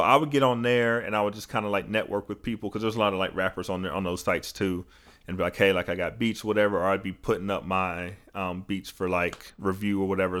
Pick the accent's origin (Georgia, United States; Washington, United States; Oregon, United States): Georgia, United States; North; back up to North Georgia 'cause it was just, like, closer to my hometown